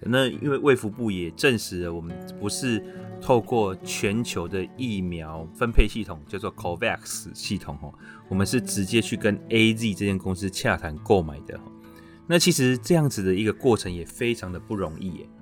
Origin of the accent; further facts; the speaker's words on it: Taiwan; 我们台湾人其实对医疗专业其实是很， 很信任的